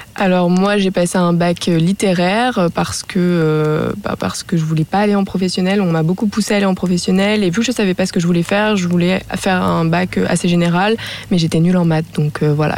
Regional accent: Annecy, Auvergne-Rhône-Alpes, France; je viens d'Annecy

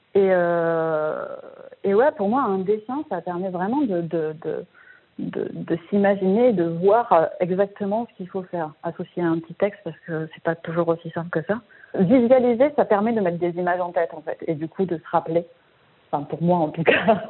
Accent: Marseille, Provence-Alpes-Côte d'Azur, France; je viens de Marseille

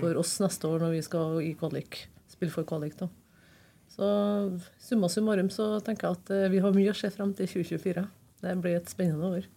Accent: Trondheim, Trøndelag, Norway; født og oppvokst på Byåsen

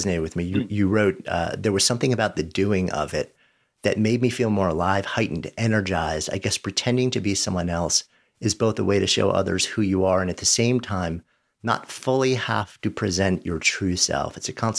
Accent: New York City, New York, United States; moved away as an adult; now in Boulder, United States; I'm a New Yorker who is recently, as of last year, after being born just outside and spent my entire adult life in the city, have been out in Colorado for the last year

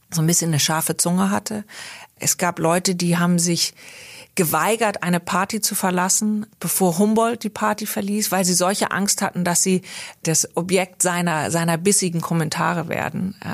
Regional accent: India; born there; Ich habe mich nie so sehr als Deutsche gefühlt, sondern eher als Europäerin, ähm, obwohl ich auch natürlich in Indien geboren bin.

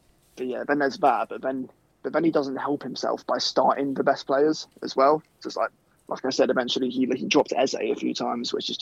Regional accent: Croydon, London, United Kingdom; I'm from Croydon as well.

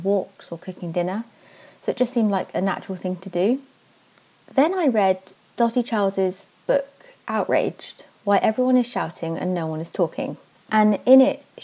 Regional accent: Devon, South West England, United Kingdom; moved away as an adult; also born or lived in Netherlands; I moved to the Netherlands for a while. I really miss Devon. I'm from Devon

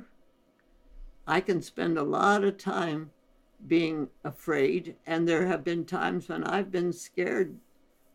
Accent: India; moved away; we were born and raised in India

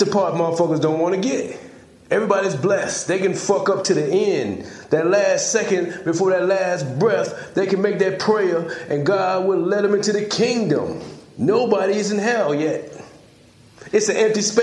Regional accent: South Carolina, United States; It's a place right here in America. Right here in South Carolina

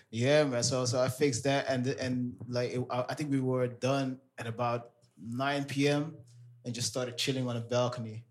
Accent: Amsterdam, North Holland, Netherlands; born and raised in Amsterdam. My parents are from Suriname.

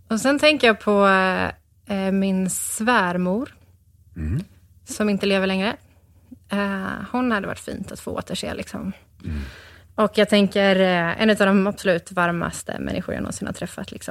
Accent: Gothenburg, Västra Götaland, Sweden; born there; also born or lived in Örebro / Stockholm / Mullsjö / Burhult; Eh, på Östra sjukhuset i Göteborg.

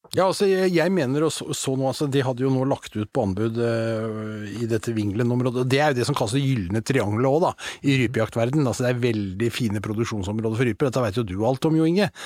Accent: Asker, Akershus, Norway; jeg vokste opp i Asker

